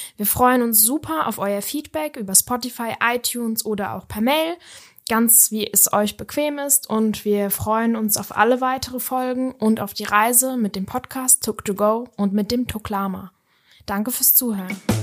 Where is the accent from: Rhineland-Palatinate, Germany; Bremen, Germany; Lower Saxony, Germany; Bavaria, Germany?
Rhineland-Palatinate, Germany; Kaiserslautern; ich komme auch ursprünglich aus Kaiserslautern, der schönen Pfalz